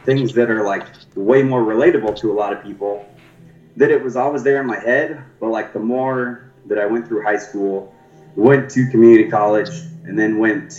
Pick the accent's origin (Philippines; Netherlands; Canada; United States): United States; Thor, Iowa; also born or lived in Tulsa; I was born in Tulsa, Oklahoma. My dad's family is from, and my mom's family is from Iowa. So when I was 10, we moved up to Iowa, a little town called Thor, Iowa